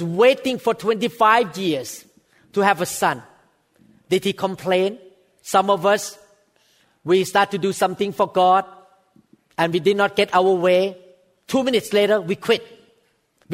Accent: Thailand; English is a second language; moved away as an adult; now in United States; a former Thai person like me. I was born in Thailand.

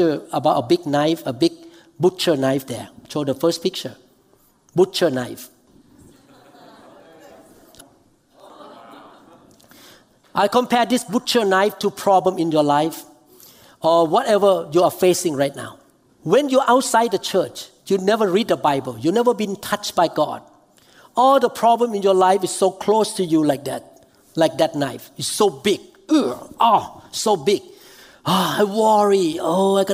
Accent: Thailand; moved away; I flew to Thailand because my hometown.

